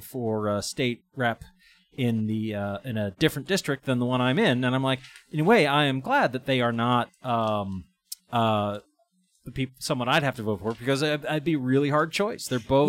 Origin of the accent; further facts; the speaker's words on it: East Hampton, Massachusetts, United States; my hometown of East Hampton